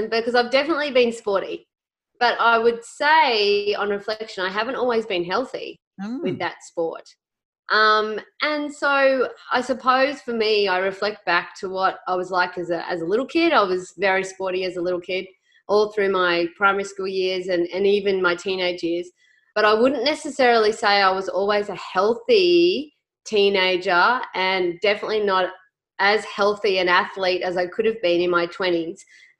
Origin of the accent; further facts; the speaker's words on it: Goondiwindi, Queensland, Australia; moved away as an adult; also born or lived in Armidale, New South Wales / Sunshine Coast; now in Longreach, Australia; I was a country girl. I'm originally from Gundawindi on the Queensland, New South Wales border. We had a small farm there